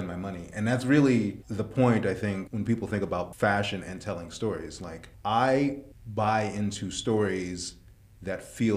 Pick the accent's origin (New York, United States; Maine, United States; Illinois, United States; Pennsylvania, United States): New York, United States; New York City; I grew up in Sunset Park in the 80s